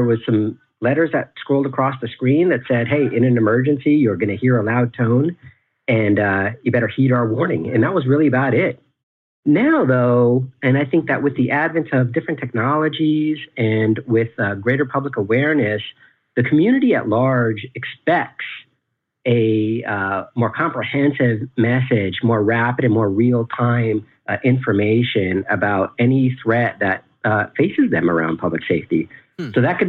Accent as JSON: {"language": "English", "region": "California", "country": "United States", "tie": "born or raised there", "said": "I am from California"}